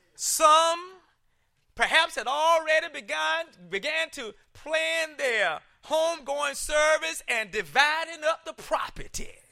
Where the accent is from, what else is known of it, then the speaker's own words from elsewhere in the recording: South Carolina, United States; I grew up in South Carolina, and, uh, they didn't integrate schools until I was in, like, sixth grade